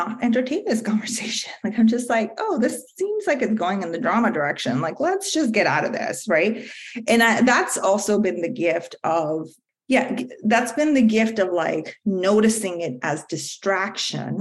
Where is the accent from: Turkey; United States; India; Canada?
India; moved away; I grew up in India